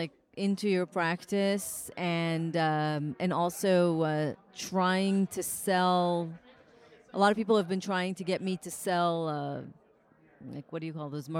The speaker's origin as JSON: {"language": "English", "town": "San Diego", "region": "California", "country": "United States", "said": "I'm from San Diego."}